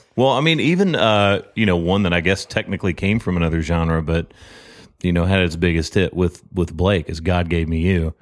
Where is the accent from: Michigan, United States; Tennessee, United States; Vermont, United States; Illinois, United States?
Tennessee, United States; Murfreesboro; moved away as an adult; also born or lived in Texas; now in Nashville, United States; I'm originally from Murfreesboro